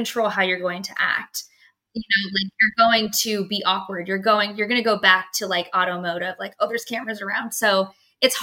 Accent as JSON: {"language": "English", "region": "Pennsylvania", "country": "United States", "moved": "yes", "lives_now": "Dallas, United States", "said": "I am originally from Pennsylvania, so my parents and my sister are not living in Texas"}